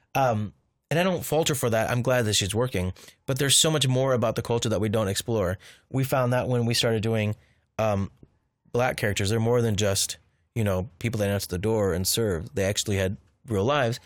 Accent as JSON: {"language": "English", "area": "Orange County", "region": "California", "country": "United States", "tie": "born or raised there", "also_born_or_lived": "Riverside, California / Los Angeles, California", "said": "the house I grew up in Han, in Orange County was haunted"}